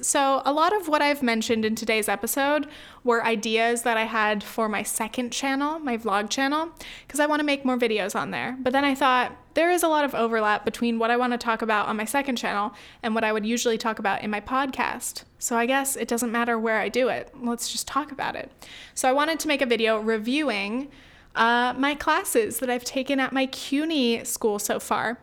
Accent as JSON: {"language": "English", "country": "United States", "said": "my family, I guess, on both sides has lived in the U S, uh, for generations"}